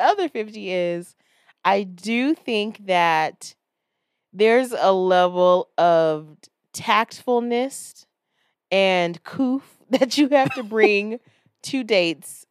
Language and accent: English; Florida, United States; I'm from Florida